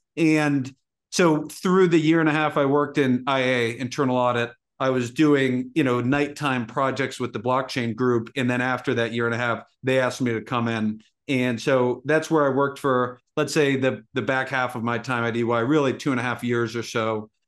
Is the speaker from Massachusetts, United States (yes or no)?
yes; Massachusetts, United States; I grew up in Massachusetts